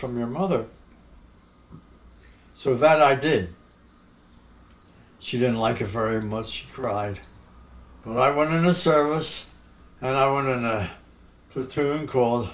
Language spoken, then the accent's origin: English; Philadelphia, Pennsylvania, United States; I grew up in West Philadelphia, where the independence was signed, just a few blocks from there.